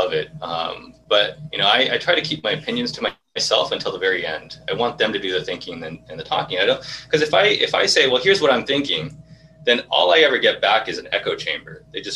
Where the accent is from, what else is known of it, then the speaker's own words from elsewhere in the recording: Irvine, California, United States; I grew up in Irvine, which is predominantly Asian, and specifically a lot of Japanese